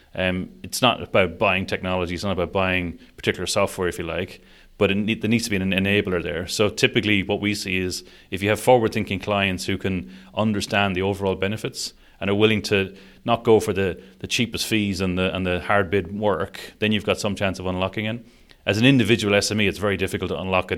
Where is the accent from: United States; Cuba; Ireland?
Ireland; Sligo, Connacht; moved away as an adult; also born or lived in Dublin / Hong Kong; now in Saudi Arabia; I'm Irish. I, I grew up in, a, uh, in Sligo on the west coast of Ireland